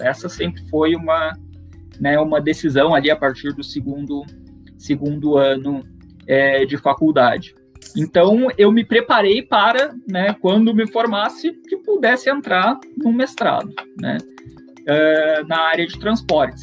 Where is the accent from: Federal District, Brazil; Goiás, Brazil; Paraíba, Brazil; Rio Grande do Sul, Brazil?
Rio Grande do Sul, Brazil; Rio Grande; moved away as an adult; also born or lived in São Carlos / São Paulo; eu sou natural de, da cidade de Rio Grande, no sul do, do Rio Grande do Sul